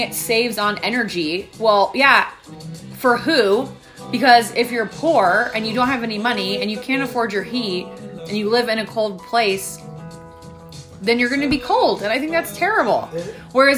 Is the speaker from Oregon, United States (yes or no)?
yes; Oregon, United States; now in Colorado, United States; growing up in Oregon because it's cloudy all the time